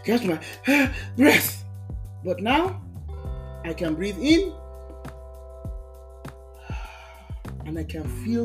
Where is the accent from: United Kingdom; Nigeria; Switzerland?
Nigeria; Lagos; moved away as an adult; now in United States; when I was walking the streets of Lagos, Nigeria, catching the bus